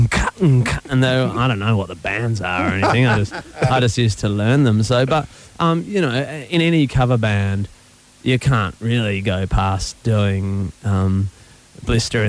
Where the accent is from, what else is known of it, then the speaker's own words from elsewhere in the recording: Perth, Western Australia, Australia; moved away as an adult; I come from Perth in Western Australia